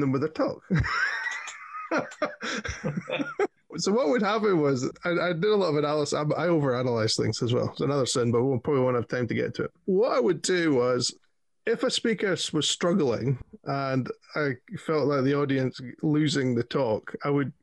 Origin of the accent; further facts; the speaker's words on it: Scotland, United Kingdom; being a Scottish Viking